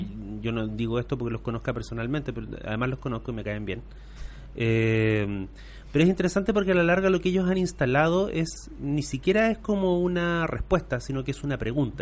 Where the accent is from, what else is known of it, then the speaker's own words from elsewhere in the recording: Temuco, Araucanía, Chile; also born or lived in Puerto Saavedra; yo me fui de Temuco a un pueblo chico, que es Puerto Saavedra